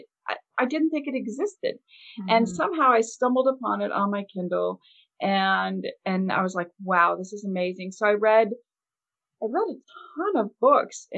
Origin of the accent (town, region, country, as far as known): Kansas City, United States